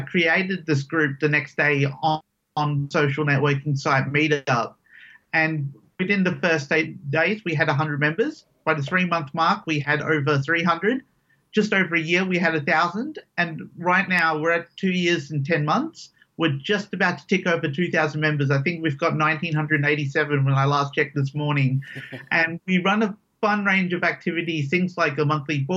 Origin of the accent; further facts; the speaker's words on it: Perth, Western Australia, Australia; I grew up here in Perth since I was about 4 or 5. So all my living memories have been in Perth